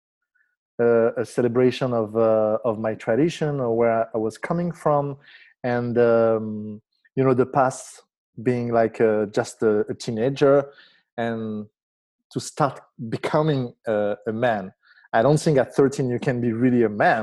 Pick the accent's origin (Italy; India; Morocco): Morocco; I was born in Morocco in a Jewish family